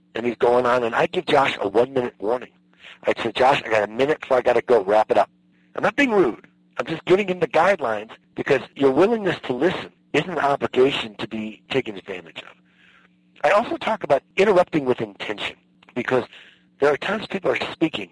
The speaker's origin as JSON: {"language": "English", "region": "Midwest", "country": "United States", "tie": "born or raised there", "said": "I was raised in the Midwest"}